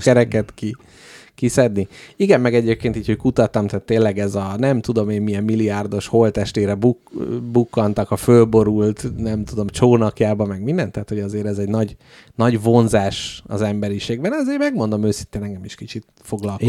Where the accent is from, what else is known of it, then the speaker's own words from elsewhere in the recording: Hungary; magyar emberek vagyunk